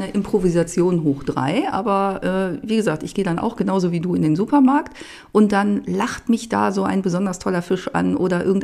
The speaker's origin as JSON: {"language": "German", "town": "Clausthal-Zellerfeld", "region": "Lower Saxony", "country": "Germany", "said": "Und äh, ja, ich komme aus Klausthal-Zellerfeld, aus dem Oberharz"}